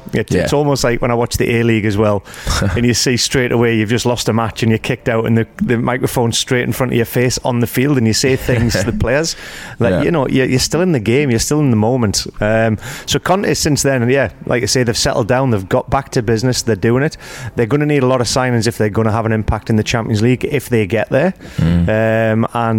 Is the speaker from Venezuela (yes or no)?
no; Newcastle upon Tyne, North East England, United Kingdom; It's my hometown